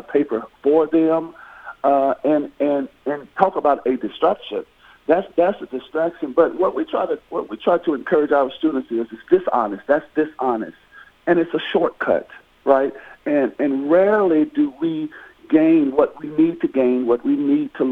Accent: Murfreesboro, Tennessee, United States; I'm from Murfreesboro, so when I attended MTSU

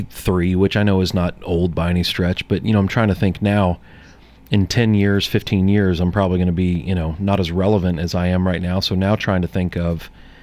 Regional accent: St. Louis, Missouri, United States; now in Murfreesboro, United States; Since I'm from St. Louis, I'm a huge Cardinals fan.

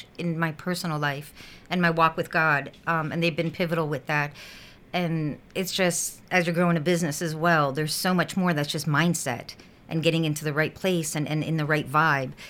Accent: South Florida, United States; moved away as an adult; where I grew up in South Florida

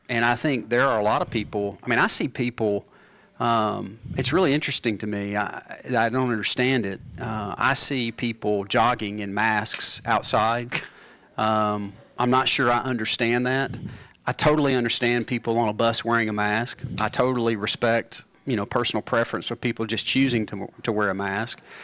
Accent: Murfreesboro, Tennessee, United States; I grew up in Blackman.

